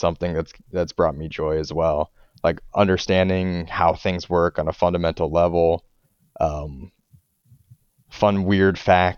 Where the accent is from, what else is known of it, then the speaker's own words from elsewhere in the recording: northern Indiana, United States; I grew up in northern Indiana